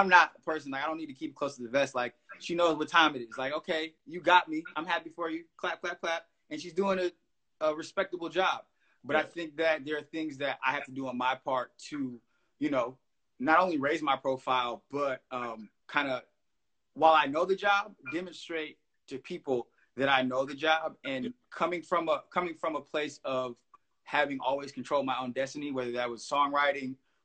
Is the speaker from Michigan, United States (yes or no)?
yes; Detroit, Michigan, United States; born and raised on Detroit's West Side